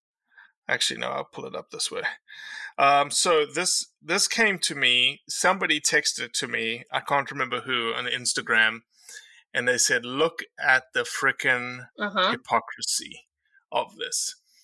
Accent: Northeast, United States; So what's the issue here, Miss? I'm from the Northeast and I know what's going on.

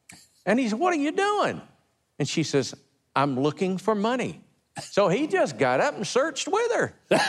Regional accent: Tennessee, United States; I'm from Hillbilly, Tennessee.

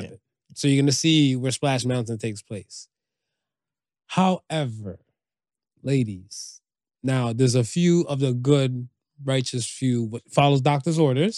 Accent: United States; I grew up in America

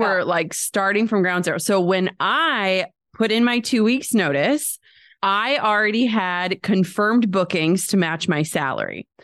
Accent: Midwest, United States; we're from the Midwest.

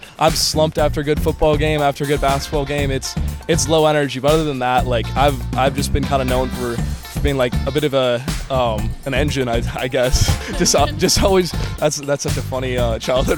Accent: Wisconsin, United States; moved away as an adult; now in Florida, United States; I'm from Wisconsin

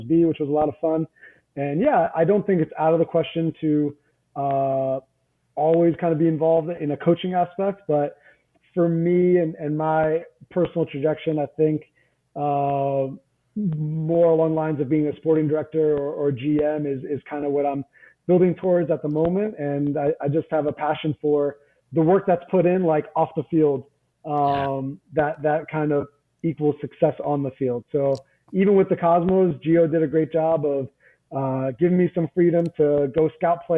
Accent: New Jersey, United States; I grew up in North Jersey and I was very much in my North Jersey bubble

